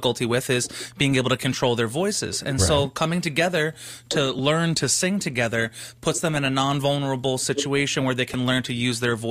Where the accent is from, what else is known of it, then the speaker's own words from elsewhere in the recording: Philadelphia, Pennsylvania, United States; moved away; I'm from Philadelphia